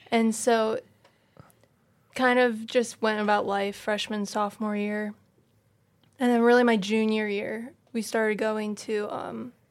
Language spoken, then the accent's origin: English; Syracuse, New York, United States; moved away; grew up in the Catholic Church, my, as I'm also from Syracuse, New York.